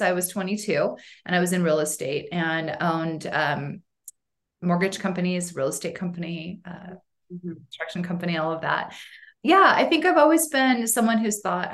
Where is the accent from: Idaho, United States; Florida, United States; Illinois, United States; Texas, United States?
Idaho, United States; Boise; now in Sun Valley, United States; Boise is really my home